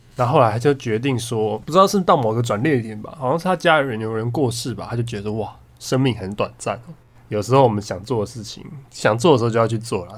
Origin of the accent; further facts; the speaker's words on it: Taiwan; 如果你把它换算成我们台湾人口，就是我们台湾整个台湾，我们岛上外加金门、马祖、澎湖、蓝屿、绿岛啊